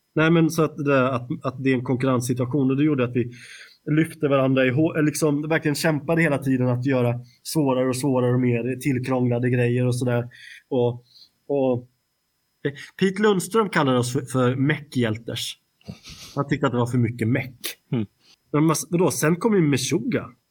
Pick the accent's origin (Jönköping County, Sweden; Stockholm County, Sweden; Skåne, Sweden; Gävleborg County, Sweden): Stockholm County, Sweden; Stockholm; vi var ju från Stockholm